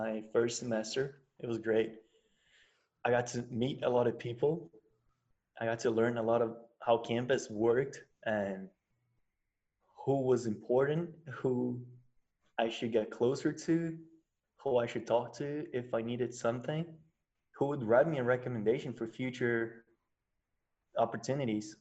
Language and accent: English; Brazil; also born or lived in United States; I'm from Brazil